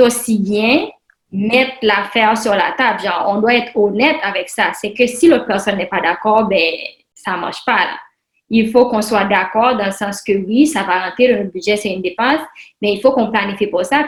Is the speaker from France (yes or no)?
no; Haiti; now in Canada; je suis haïtienne, puis mes parents sont en Haïti